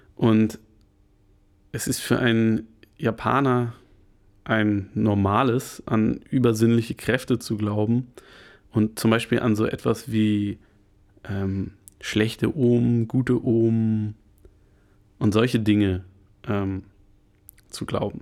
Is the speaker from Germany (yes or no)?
yes; Germany; bei uns in Deutschland, wo wir halt einen sehr, sehr viel Mittelstand haben